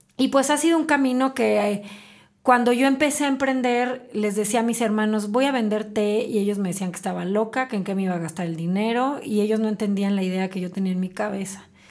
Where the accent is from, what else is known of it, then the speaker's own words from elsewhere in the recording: Celaya, Guanajuato, Mexico; moved away as an adult; now in Querétaro, Mexico; yo nací en Celaya, eh, tengo 20 años viviendo en Querétaro, soy celayense de nacimiento, queretana de corazón. Me vine a estudiar acá mi carrera